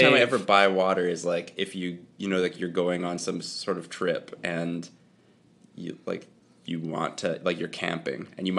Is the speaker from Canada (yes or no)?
yes; Canada; we're Canadian.